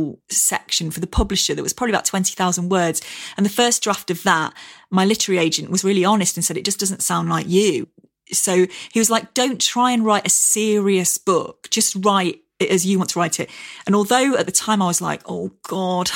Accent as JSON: {"language": "English", "area": "near Cromford", "region": "East Midlands", "country": "United Kingdom", "tie": "born or raised there", "said": "a bookshop near my hometown called Scarden Books in Cromford"}